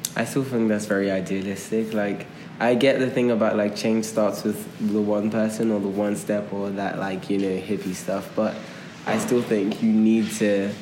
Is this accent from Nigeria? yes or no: yes; Nigeria; moved away; I grew up in two different places. I grew up in Nigeria and I grew up here.